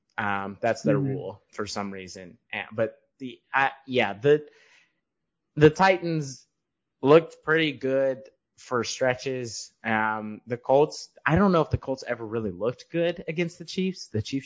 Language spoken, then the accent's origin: English; United Kingdom; No, I'm British. I don't sip tea in the afternoon.